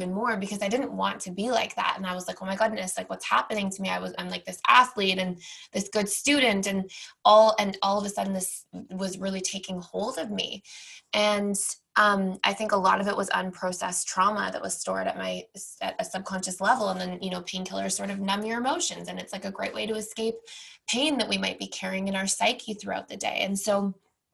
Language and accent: English; Toronto, Ontario, Canada; moved away; I, born and raised in Toronto